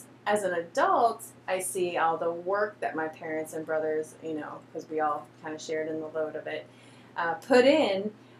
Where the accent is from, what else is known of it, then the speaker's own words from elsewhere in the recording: Michigan, United States; I grew up with goats in Michigan